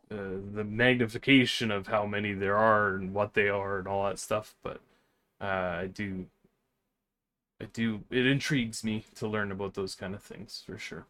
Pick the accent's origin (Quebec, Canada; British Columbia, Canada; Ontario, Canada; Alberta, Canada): British Columbia, Canada; Vancouver; moved away; I grew up in Vancouver